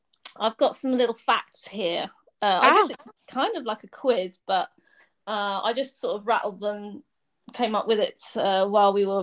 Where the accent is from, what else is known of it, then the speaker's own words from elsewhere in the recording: United Kingdom; accent: British; my British accent.